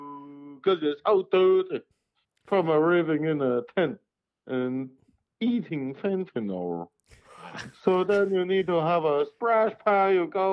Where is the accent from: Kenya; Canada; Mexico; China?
China; Well, I do everything properly. I'm from China.